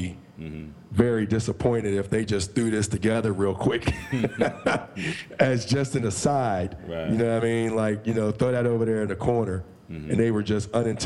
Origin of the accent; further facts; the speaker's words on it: Pittsburgh, Pennsylvania, United States; I grew up in Pittsburgh, PA.